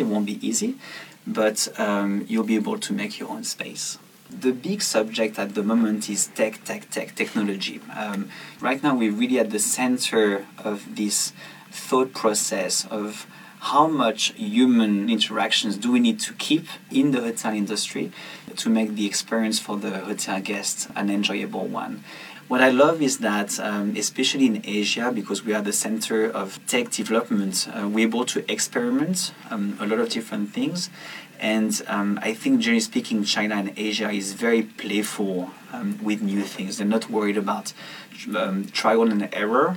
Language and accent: English; south of France, France; moved away; I went back to my hometown uh, in the south of France and I decided to go and, and clean my childhood room